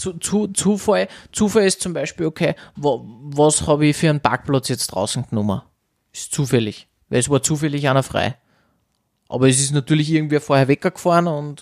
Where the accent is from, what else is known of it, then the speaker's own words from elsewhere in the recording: Austria; bei uns in Österreich